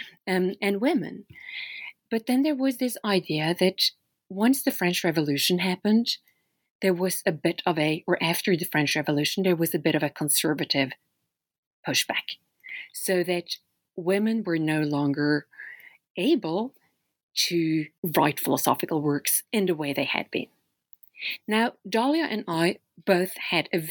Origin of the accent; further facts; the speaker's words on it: Oslo, Norway; English is a second language; now in Philadelphia, United States; I'm from Norway. That's where I grew up, in Oslo, Norway. But I live and teach philosophy today in the United States at Temple University in Philadelphia